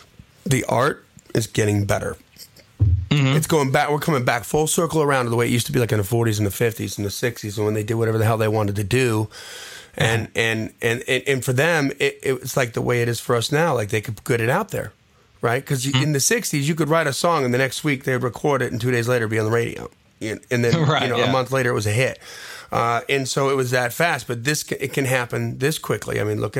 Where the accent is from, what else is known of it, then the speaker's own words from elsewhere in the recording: Wisconsin, United States; I'm from Wisconsin, and I can tell you where to find it.